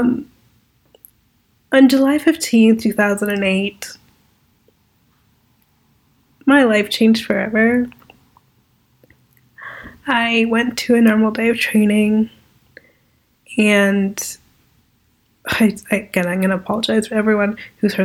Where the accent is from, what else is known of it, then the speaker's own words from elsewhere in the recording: Toronto, Ontario, Canada; I'm an entrepreneur from Toronto, Ontario.